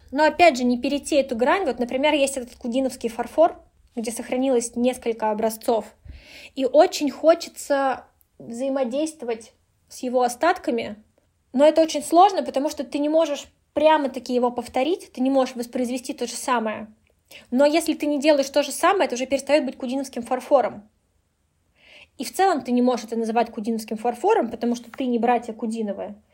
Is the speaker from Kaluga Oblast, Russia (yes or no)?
yes; Kaluga, Kaluga Oblast, Russia